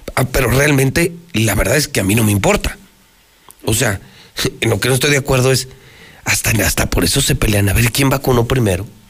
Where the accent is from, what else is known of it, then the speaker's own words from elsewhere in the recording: Mexico; soy romano, mexicano, trianero